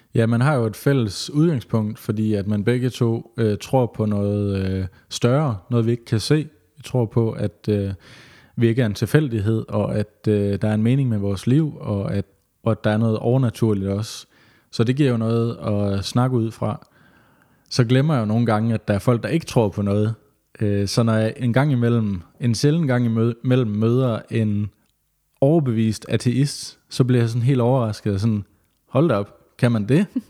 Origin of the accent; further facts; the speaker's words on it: West Jutland, Central Denmark Region, Denmark; moved away as an adult; also born or lived in Vollsmose, Odense; now in Odense, Denmark; Jeg føler mig også stadigvæk lidt som vestjyde